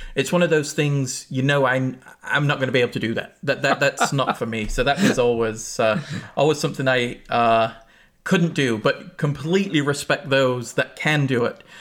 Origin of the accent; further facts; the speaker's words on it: England, United Kingdom; now in United States; I grew up in England